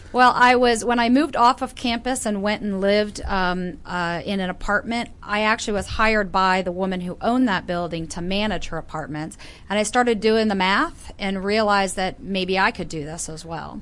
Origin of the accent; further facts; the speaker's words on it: Northern Virginia, United States; also born or lived in Florida; I was born in Florida, grew up in Northern Virginia, mm-hmm. moved away for a bit, and then came back to Northern